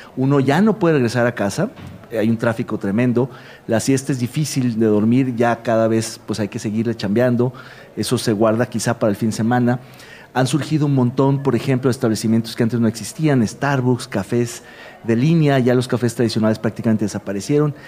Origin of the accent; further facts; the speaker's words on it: Guadalajara, Jalisco, Mexico; los que somos de Guadalajara